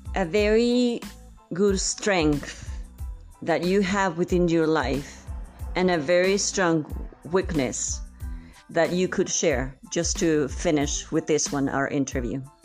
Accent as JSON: {"language": "English", "region": "San Luis Potosí", "country": "Mexico", "said": "I'm from San Luis Potosí"}